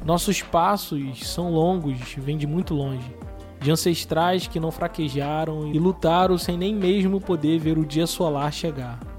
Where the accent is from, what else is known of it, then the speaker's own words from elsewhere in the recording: Rio de Janeiro, Brazil; Eu sou do Rio de Janeiro, como vocês podem perceber pelo meu sotaque